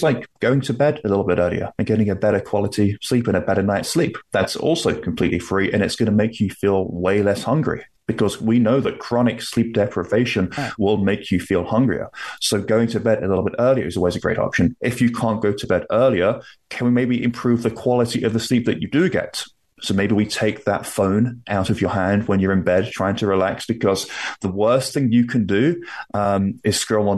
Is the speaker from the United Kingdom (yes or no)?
yes; London, United Kingdom; also born or lived in Toronto, Canada; now in Nova Scotia, Canada; I am from the UK. I'm from London, although I currently live in Canada, in Nova Scotia on the East Coast